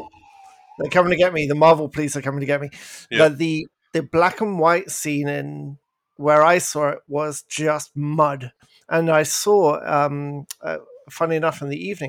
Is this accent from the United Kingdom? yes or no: yes; England, United Kingdom; moved away; I'm English